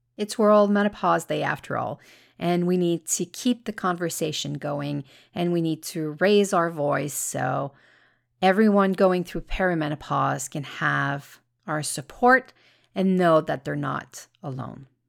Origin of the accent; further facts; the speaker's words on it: Canada; I'm Canadian